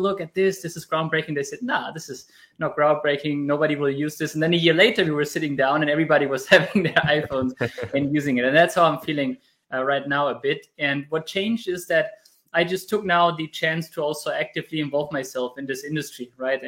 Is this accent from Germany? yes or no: yes; Germany; I was born and raised in Germany, even if I'm Spanish in terms of family